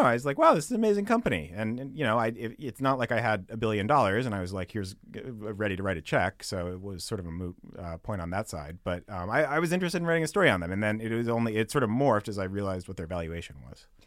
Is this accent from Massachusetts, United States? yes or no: yes; Amherst, Massachusetts, United States; moved away as an adult; also born or lived in Minnesota / New York; now in San Francisco, United States; from Western Massachusetts, Amherst, Mass, and, uh, lived there, went to college in Minnesota, then moved to New York